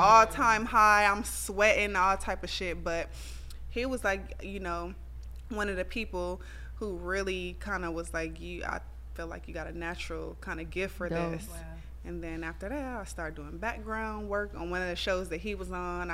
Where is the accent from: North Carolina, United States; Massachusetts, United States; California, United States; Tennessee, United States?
California, United States; Compton; now in Atlanta, United States; I really do have, like, a lot of PTSD from, like, growing up in Compton.